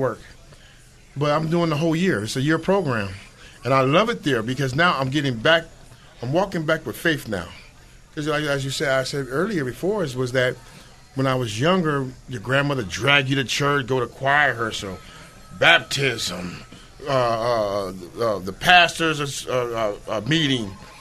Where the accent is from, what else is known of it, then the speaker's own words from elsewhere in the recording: San Diego, California, United States; I was born and raised in San Diego